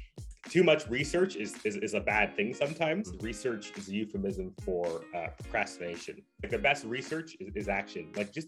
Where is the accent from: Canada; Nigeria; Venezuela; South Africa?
Canada; just outside of Ottawa, Ontario; moved away as an adult; now in Vancouver, Canada; I'm an Ontario transplant, right? So I grew up just outside of Ottawa, went to university at Carleton, studied political science.